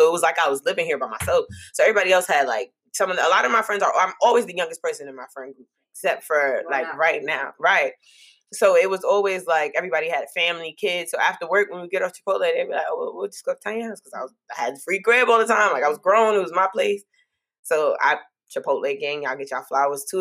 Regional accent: New York City, New York, United States; moved away as an adult; I'm just that Brooklyn girl

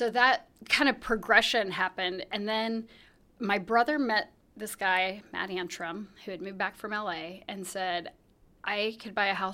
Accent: Salina, Kansas, United States; Well, so we, um, I, I grew up in Salina, Kansas.

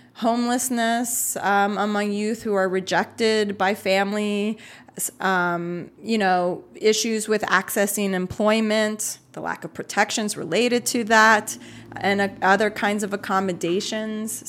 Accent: United States; I was born in the U S, but my family and our, um, kinda ethnic culture is Puerto Rican

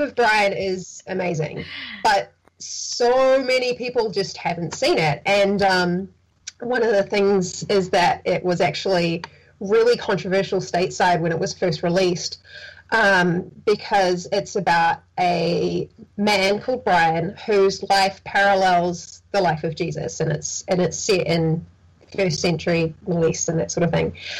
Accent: New Zealand; growing up in New Zealand

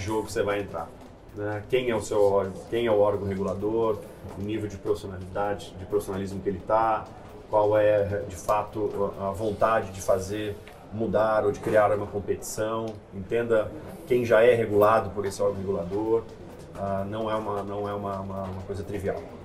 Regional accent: São José dos Campos, São Paulo, Brazil; also born or lived in Santa Rita do Passa Quatro; eu fui, de fato, com três anos de idade para São José dos Campos. Então, me sinto um joseense de, de coração mais do que nada. É, fiz toda a minha parte de colégio lá

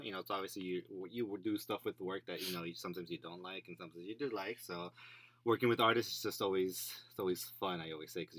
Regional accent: Chicago, Illinois, United States; moved away as an adult; I am from Chicago. Shy city, my city.

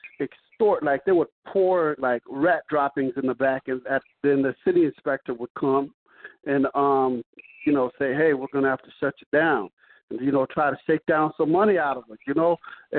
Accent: Chicago, Illinois, United States; I'm from Chicago.

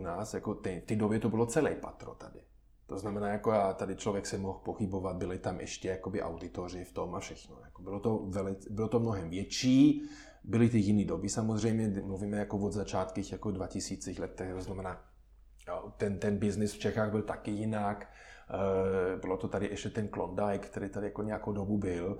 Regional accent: Germany; Czech is a second language; moved away as an adult; now in Czech Republic; já osobně samozřejmě jsem Němec

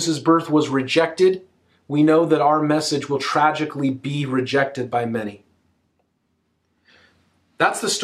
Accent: United States; I'm an American, so I observe Christmas in the American way

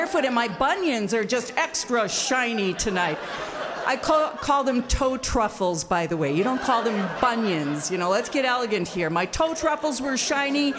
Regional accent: Wisconsin, United States; here I am from Wisconsin

